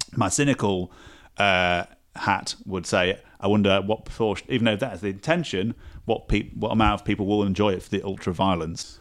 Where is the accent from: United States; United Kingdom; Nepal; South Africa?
United Kingdom; Sheffield, Yorkshire and the Humber; moved away; I'm from Sheffield originally